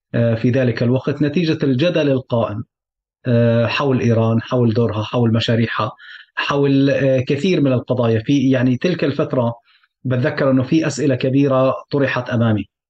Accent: Syria; moved away; عمليا فعليا ربيت بسوريا

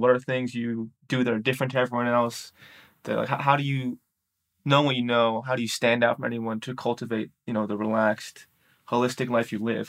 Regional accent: New York City, New York, United States; moved away; I'm from New York City

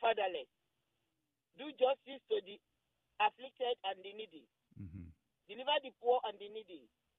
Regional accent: Nigeria; moved away as an adult; now in Randallstown, United States; I'm from Nigeria.

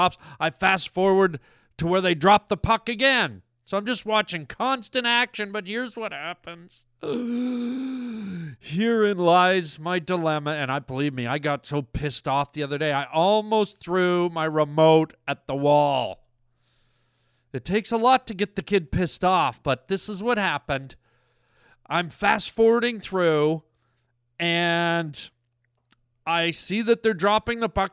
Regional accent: Canada; I'm a Canadian boy, and I love me my hockey. You know, us Canadian boys, we grow up on our hockey

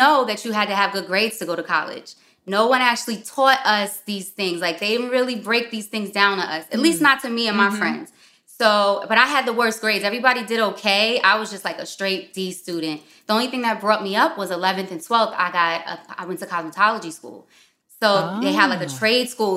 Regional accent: New York City, New York, United States; also born or lived in Westchester; I'm actually from Harlem

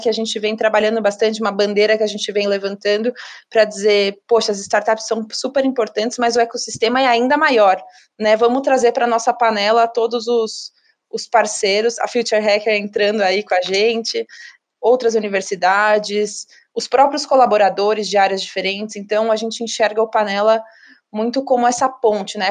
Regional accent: Ribeirão Preto, São Paulo, Brazil; Eu sou de Ribeirão Preto também

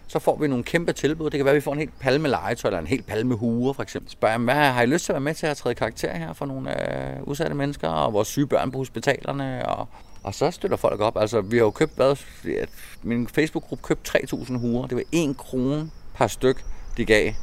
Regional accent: Copenhagen, Capital Region of Denmark, Denmark; now in Fredericia, Denmark; Jeg snakker altså meget, men det er fordi, jeg er københavner, ikke?

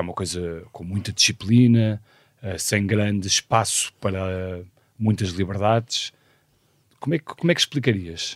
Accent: Porto, Porto District, Portugal; nasci no Porto um ano antes, em 1976

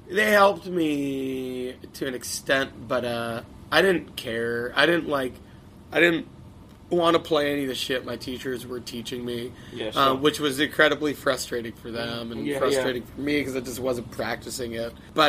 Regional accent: Long Island, New York, United States; Long yeah, Long Island was awesome for that.

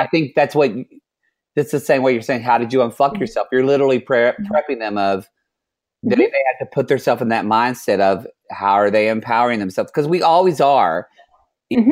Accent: the South, United States; moved away; also born or lived in Oklahoma / Texas; I'm originally from Oklahoma and Texas

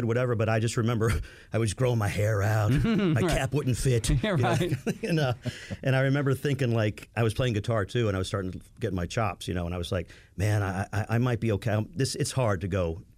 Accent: Florida, United States; I grew up in Florida

